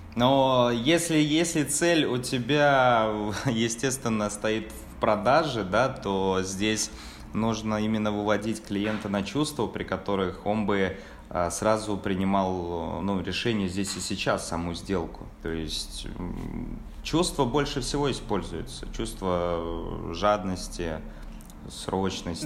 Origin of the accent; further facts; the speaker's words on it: Tolyatti, Samara Oblast, Russia; moved away as an adult; now in Krasnodar, Russia; родом из Самарской области, точнее город Тольятти